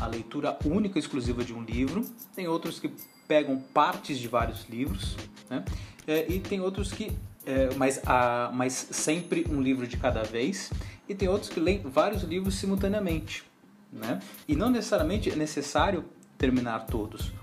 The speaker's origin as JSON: {"language": "Portuguese", "town": "Cruzeiro", "region": "São Paulo", "country": "Brazil", "tie": "born or raised there", "also_born_or_lived": "Araraquara / Santo André", "moved": "yes", "said": "Quando eu era criança, ah, em Cruzeiro, eu era associado à biblioteca municipal"}